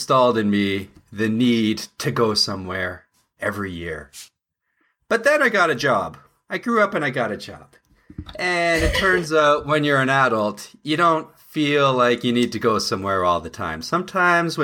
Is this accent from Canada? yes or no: yes; Canada; I'm from Canada, so driving to Florida is a bit of a big deal for me.